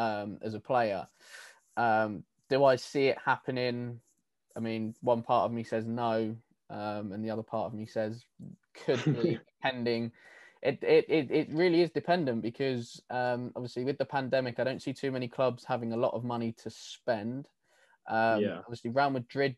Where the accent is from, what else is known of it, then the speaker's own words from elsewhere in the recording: England, United Kingdom; me being English